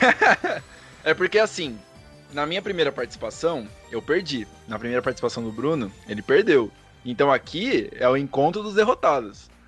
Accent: Curitiba, Paraná, Brazil; Eu sou de Curitiba, do Paraná, aqui na terra do Pinhão

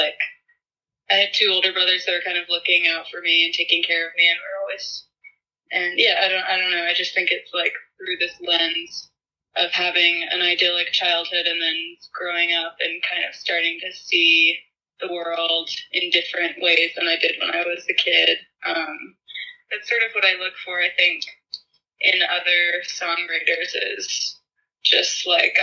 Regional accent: Charlottesville, Virginia, United States; I grew up in Virginia

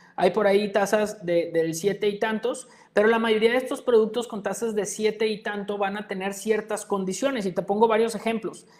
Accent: Mexico; nuestro país

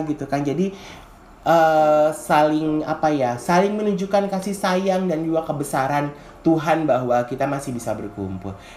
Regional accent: Jakarta, Indonesia; Kalau di Jawa sih gue nggak tahu ya karena kan gue besar di Jakarta ya.

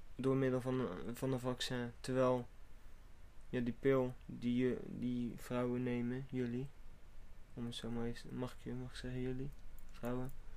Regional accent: Netherlands; als Nederlander zijnde

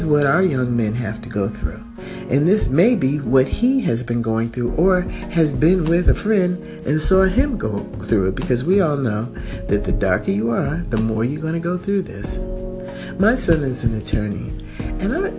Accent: United States; I am an American

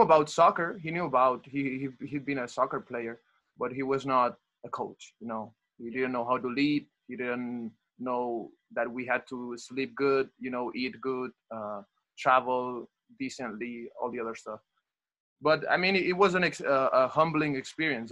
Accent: Barcelona, Catalonia, Spain; English is a second language; moved away as an adult; also born or lived in Talladega, Alabama; I'm in Madrid and I'm from Barcelona

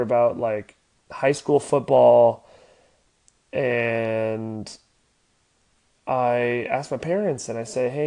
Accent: Oceanside, California, United States; also born or lived in Los Angeles, California; I was born in Los Angeles, and me and my family moved to Oceanside when I was 7. I grew up playing every sport known to man

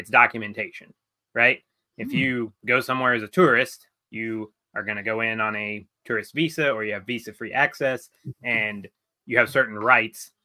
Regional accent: United States; as an American, I can travel to a lot of countries, visa free.

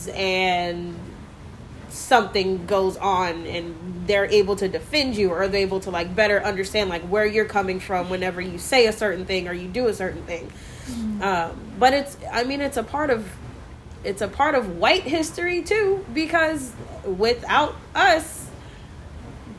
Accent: McKinney, Texas, United States; also born or lived in Dallas; I was born in Dallas, and all of my family is here in Dallas, but I grew up in McKinney, and I still live there

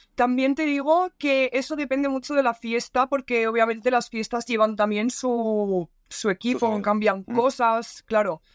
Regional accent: Valencia, Valencian Community, Spain; Yo soy de Valencia

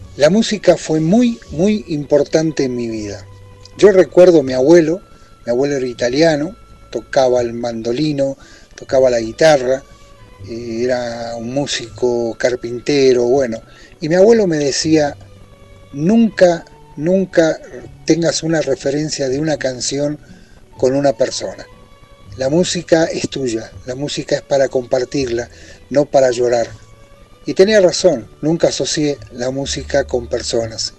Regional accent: Buenos Aires, Argentina; born or raised there; moved away as an adult; also born or lived in Italy

